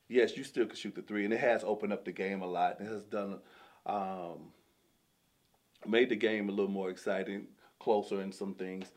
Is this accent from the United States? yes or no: yes; Kentucky, United States; moved away as an adult; I'm from Kentucky. I'm from a small town in Kentucky